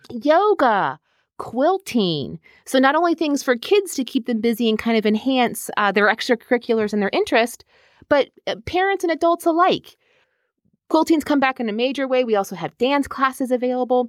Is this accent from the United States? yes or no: yes; Herndon, Virginia, United States; I am originally from Herndon